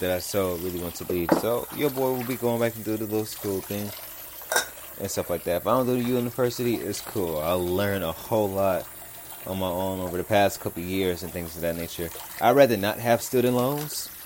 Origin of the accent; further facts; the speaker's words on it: Los Angeles, California, United States; I'm from South Central California, so I really do not live too far from USC